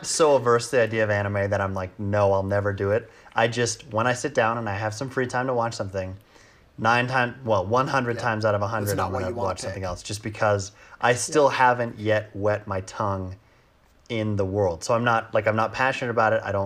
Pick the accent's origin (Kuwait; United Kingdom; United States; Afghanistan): United States; as an American